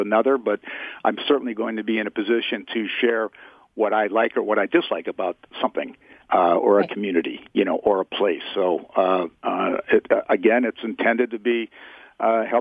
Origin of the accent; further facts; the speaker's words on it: Midwest, United States; also born or lived in Las Vegas, Nevada; now in Bay Area, United States; I'm from the Midwest originally